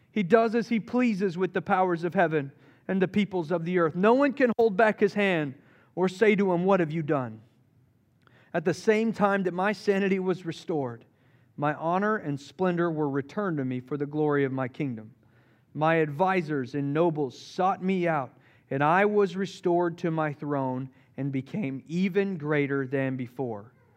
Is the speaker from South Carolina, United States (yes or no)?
yes; Charleston, South Carolina, United States; now in Asheville, United States; I grew up in Charleston, South Carolina